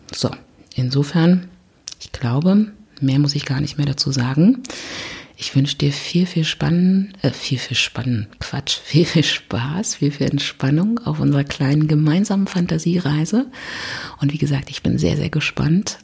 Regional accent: Berlin, Germany; ich komme aus Berlin

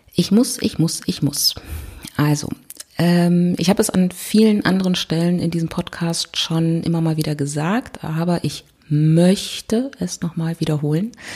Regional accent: Berlin, Germany; ich komme aus Berlin

